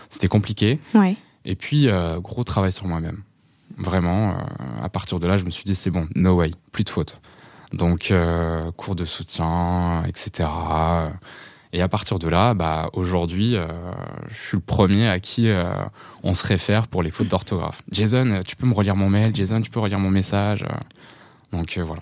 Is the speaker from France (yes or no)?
yes; France; born there; first language Portuguese; French is a second language; also born or lived in Portugal; Alors je suis né je suis né en France. Ok. mais pour autant mes parents me parlaient tout le temps portugais.